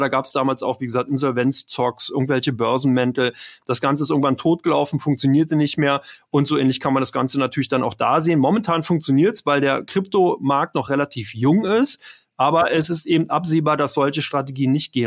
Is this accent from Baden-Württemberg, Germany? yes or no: no; Berlin, Germany; Ich bin aus Ber komme aus Berlin, bin in Berlin geboren